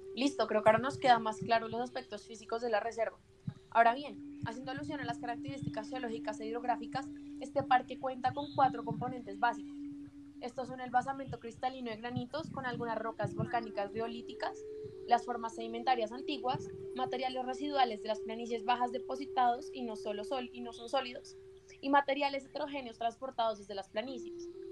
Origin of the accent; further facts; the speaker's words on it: Colombia; nosotros como colombianos